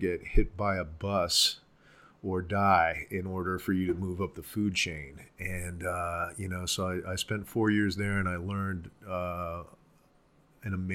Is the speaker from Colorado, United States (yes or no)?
yes; Boulder, Colorado, United States; I grew up in Boulder